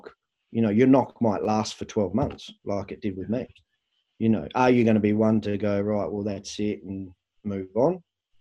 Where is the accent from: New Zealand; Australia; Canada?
Australia; moved away as an adult; I'm from Australia